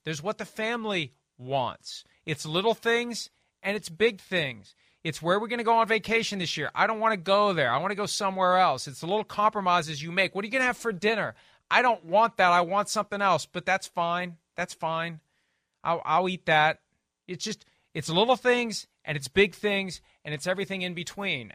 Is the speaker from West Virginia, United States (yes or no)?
yes; Wheeling, West Virginia, United States; as a kid growing up in Wheeling, West Virginia